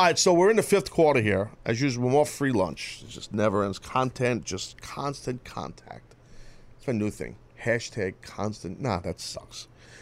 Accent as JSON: {"language": "English", "region": "New York", "country": "United States", "said": "I'm a New Yorker."}